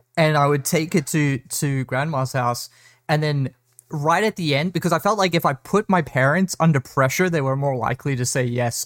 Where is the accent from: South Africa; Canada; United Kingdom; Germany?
South Africa; I grew up in South Africa